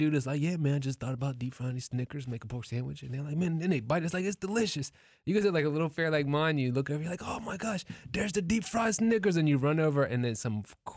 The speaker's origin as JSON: {"language": "English", "region": "Ohio", "country": "United States", "said": "I'm from Ohio"}